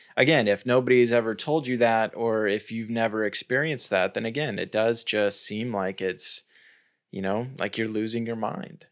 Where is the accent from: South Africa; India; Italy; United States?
United States; I'm American, so that's the, the culture context that I speak from